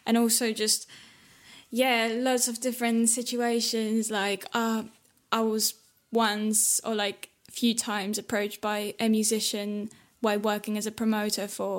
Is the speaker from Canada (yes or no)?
no; Poland; now in London, United Kingdom; growing up in Poland